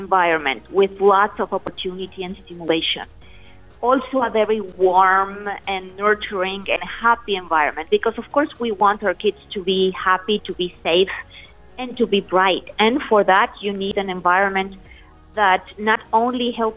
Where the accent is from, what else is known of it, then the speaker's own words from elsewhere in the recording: Aguascalientes, Mexico; my native Mexico, in Aguascalientes, the city where I come from